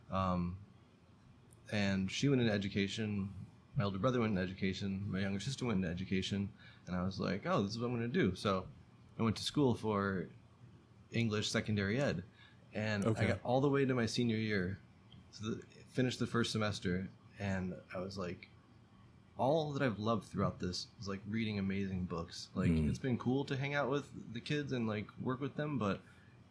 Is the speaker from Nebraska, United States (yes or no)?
no; Palmyra, New York, United States; From a small town called Palmyra, outside Rochester, New York